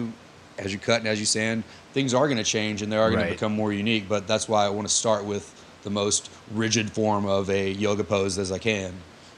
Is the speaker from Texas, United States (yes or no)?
yes; Texarkana, Texas, United States; also born or lived in Austin, Texas / Dallas, Texas / Little Rock, Arkansas; now in Fayetteville, United States; I'm from Texarkana, Texas.